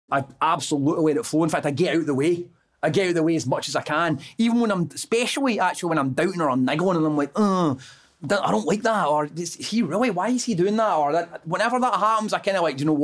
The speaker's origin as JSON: {"language": "English", "town": "Airdrie", "region": "Scotland", "country": "United Kingdom", "tie": "born or raised there", "said": "since I was a kid growing up in Airdrie"}